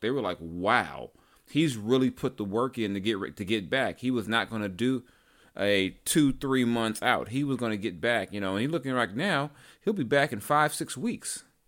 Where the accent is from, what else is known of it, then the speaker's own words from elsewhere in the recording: Long Beach, California, United States; I'm just a kid from nineteenth and Lyme